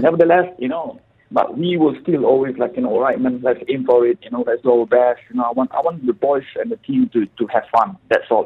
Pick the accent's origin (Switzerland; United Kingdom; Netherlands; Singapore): Singapore; now in Dubai, United Arab Emirates; I'm from Singapore, purely. Okay. Uh, raised and born in, from Singapore.